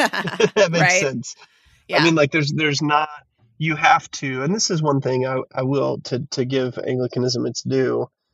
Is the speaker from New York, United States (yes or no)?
no; Fayetteville, Arkansas, United States; now in Fort Smith, United States; or I guess I'm in Fort Smith, so in my hometown of Fayetteville, talks really well about collective action and the body of Christ.